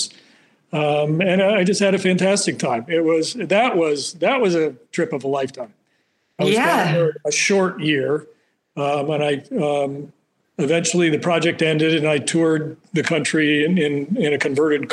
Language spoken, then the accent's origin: English; Slingerlands, New York, United States; also born or lived in Albany / Australia; I was actually born in Albany, raised in Slingerlands